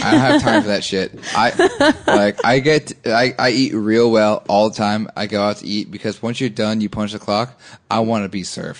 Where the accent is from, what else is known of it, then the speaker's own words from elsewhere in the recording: Orange County, California, United States; We grew up in Orange County, but it doesn't mean we came from money.